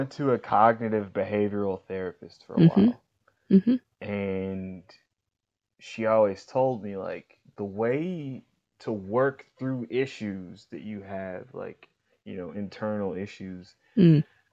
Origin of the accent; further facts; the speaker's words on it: Kansas City, Kansas, United States; I grew up in Wyandotte County, Kansas City, Kansas